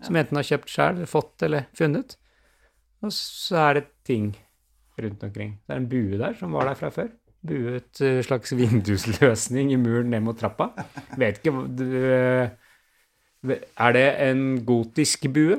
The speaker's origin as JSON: {"language": "Norwegian", "region": "Oslo", "country": "Norway", "tie": "born or raised there", "said": "Jeg vokste opp på Bøler, men ikke her eh, hvor jeg bor nå"}